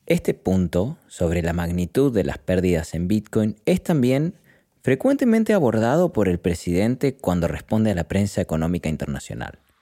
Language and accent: Spanish; Argentina; del país donde nací. En Argentina